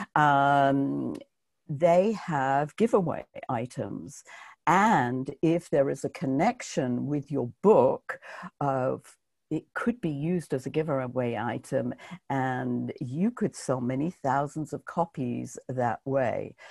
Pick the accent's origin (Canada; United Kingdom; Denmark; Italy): United Kingdom; now in New York, United States; being British